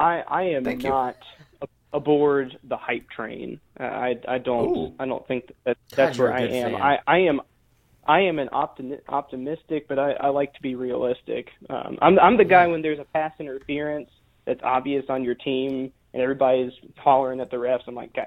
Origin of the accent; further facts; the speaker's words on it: Huntsville, Alabama, United States; born there; So I was born actually in northern Alabama in Huntsville